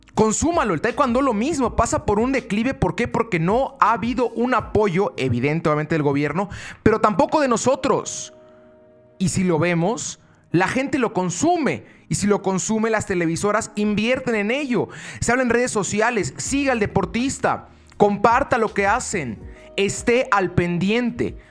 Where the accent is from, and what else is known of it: Mexico